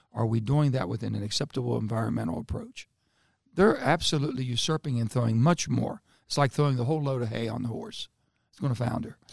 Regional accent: West Virginia, United States; I, I come from West Virginia.

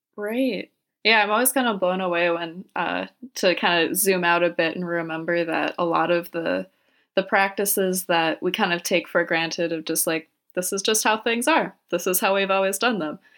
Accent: Minnesota, United States; being a Minnesotan, that just, you know, warms my little Midwestern heart

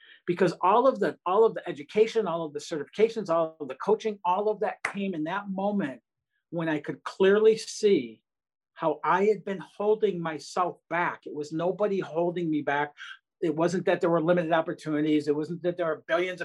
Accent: Detroit, Michigan, United States; growing up outside Detroit, Michigan

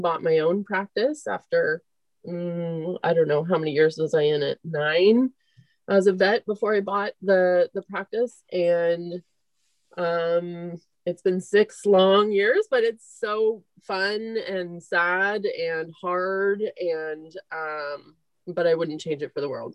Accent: Marin County, California, United States; also born or lived in Ireland; I grew up in Marin County, went to high school in Marin County

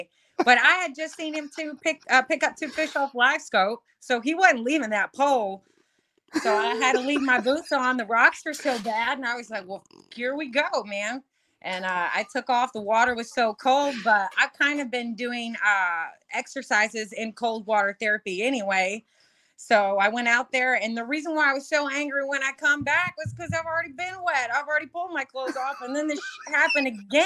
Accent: Channelview, Texas, United States; I'm actually from Channelview, Baytown area

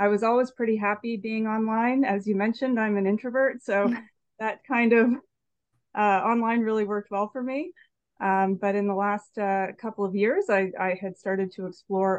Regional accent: Salisbury, New Brunswick, Canada; moved away; also born or lived in Halifax; I grew up in Salisbury, New Brunswick

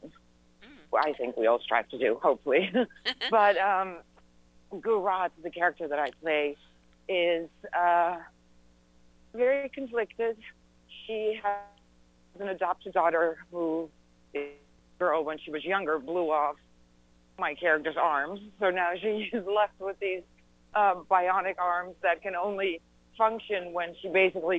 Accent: Netherlands; moved away as an adult; now in United States; I was born and raised in the Netherlands

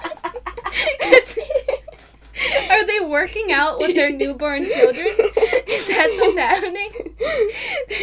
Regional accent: Illinois, United States; we're from Illinois and our parents are from Illinois

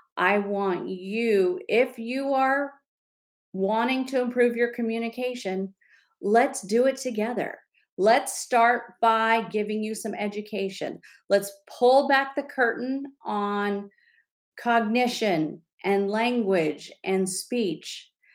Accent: California, United States; I'm from California

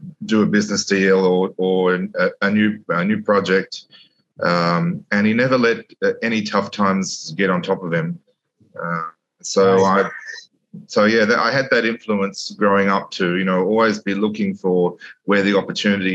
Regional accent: Sydney, New South Wales, Australia; moved away as an adult; now in Dubai, United Arab Emirates; I grew up in Sydney, in the southern and eastern areas of Sydney

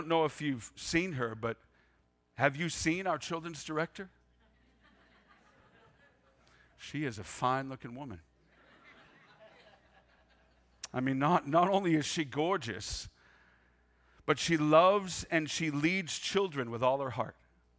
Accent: Maine, United States; I grew up in Pasty, Maine. I use the word pasty because the gray you see outside today was pretty much my existence growing up, even in July and August, for goodness sakes. It's really cold in Maine.

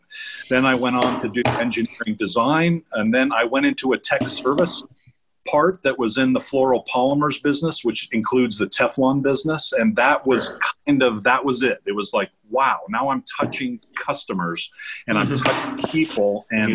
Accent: New York, United States; I am from New York. I'm from Westchester County, New York, and my family's Brooklyn, Queens, Long Island. So you might see a little bit of that in my voice

